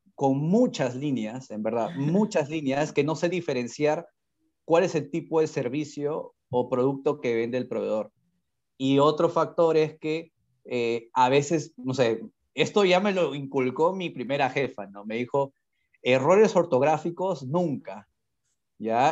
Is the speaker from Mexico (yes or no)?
no; Peru; estuve, como muchos peruanos